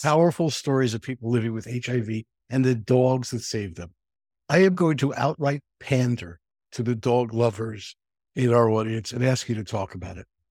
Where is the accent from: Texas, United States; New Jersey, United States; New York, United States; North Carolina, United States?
New York, United States; New York City; also born or lived in Manhattan; having grown up in the Bronx and living in Manhattan